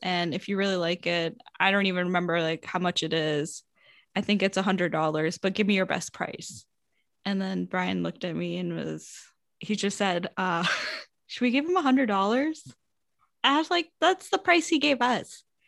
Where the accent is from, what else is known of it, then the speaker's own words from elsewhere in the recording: United States; you're from the States